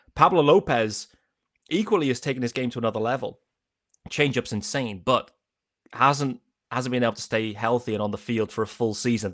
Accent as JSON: {"language": "English", "country": "United Kingdom", "said": "we're British"}